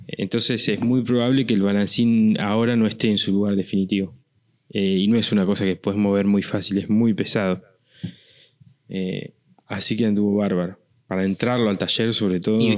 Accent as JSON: {"language": "Spanish", "country": "Argentina"}